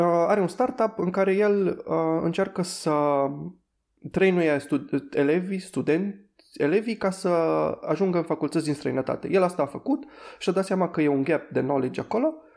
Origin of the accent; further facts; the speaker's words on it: Timișoara, Timiș County, Romania; eu sunt din Timișoara și de-aia a fost destul de ușor să, să fac facultate aici